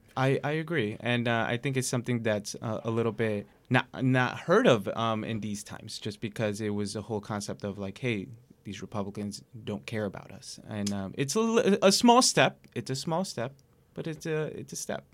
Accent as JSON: {"language": "English", "town": "New York City", "region": "New York", "country": "United States", "tie": "born or raised there", "said": "I grew up in Queens"}